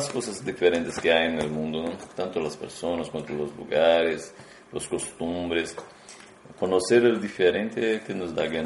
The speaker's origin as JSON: {"language": "Portuguese", "country": "Brazil", "moved": "as an adult", "said": "somos de Brasil"}